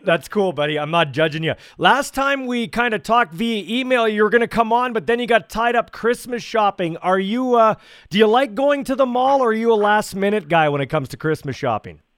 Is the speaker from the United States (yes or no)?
no; Canada; I grew up here in Canada